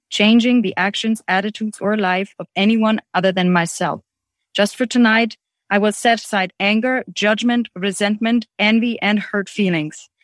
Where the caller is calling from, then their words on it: Germany; I'm calling in from Germany